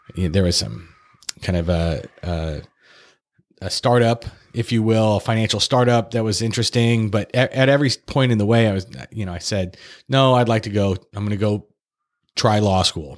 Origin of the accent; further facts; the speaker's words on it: Fresno, California, United States; also born or lived in Santa Barbara / Los Angeles; I'm originally from Fresno.